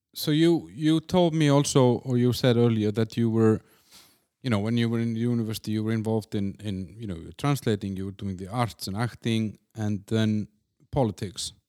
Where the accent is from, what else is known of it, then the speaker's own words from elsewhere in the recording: Iceland; my home country in Iceland